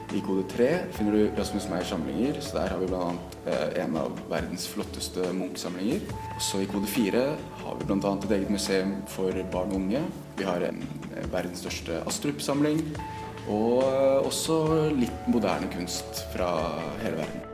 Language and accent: Norwegian; Eastern Norway, Norway; now in Bergen, Norway; jeg er jo fra Østlandet